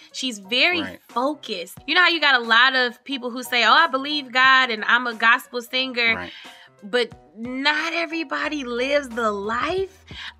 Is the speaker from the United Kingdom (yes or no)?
no; Detroit, Michigan, United States; Where am I from? Detroit, Michigan. Mm-hmm. I'm a city girl. I am also in the suburbs now.